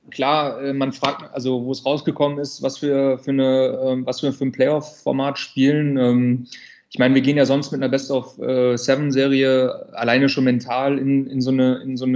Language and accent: German; North Rhine-Westphalia, Germany; ich komme halt aus NRW. Ich war sehr glücklich darüber, dass wir oft in NRW gespielt haben dieses Jahr.